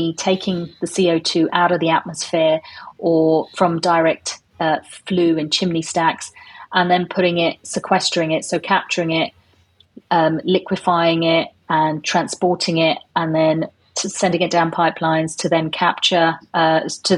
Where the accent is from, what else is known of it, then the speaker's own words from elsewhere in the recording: London, United Kingdom; moved away as an adult; now in Aberdeen, United Kingdom; I'm originally from London, and I moved up to Aberdeen about 6 years ago.